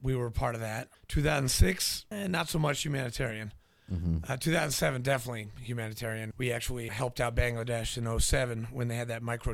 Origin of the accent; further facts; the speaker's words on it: New Hampshire, United States; also born or lived in Nashville, Tennessee; grew up in New Hampshire